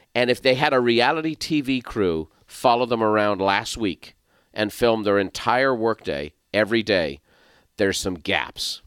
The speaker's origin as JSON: {"language": "English", "country": "Ireland", "also_born_or_lived": "San Diego, California", "moved": "as an adult", "lives_now": "United States", "said": "I'm from Ireland."}